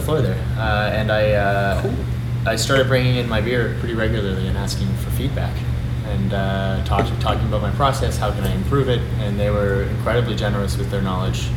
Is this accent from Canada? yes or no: yes; Toronto, Ontario, Canada; also born or lived in Montreal; I'm from Toronto. I grew up here